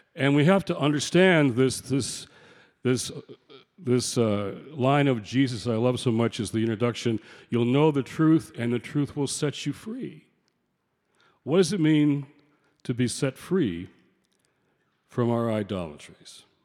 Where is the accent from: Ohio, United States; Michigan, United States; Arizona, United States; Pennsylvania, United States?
Michigan, United States; Detroit; my hometown of Detroit